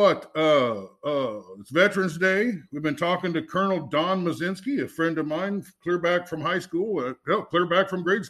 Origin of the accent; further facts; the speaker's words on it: Fairfield, Iowa, United States; Yeah, I'm from Fairfield. Well, it turns out we lived like a block away from each other. We went to the same grade school.